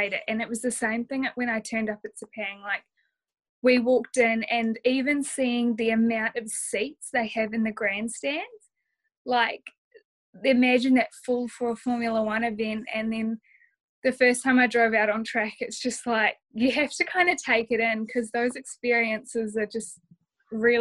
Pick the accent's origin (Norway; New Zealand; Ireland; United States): New Zealand; Being a Kiwi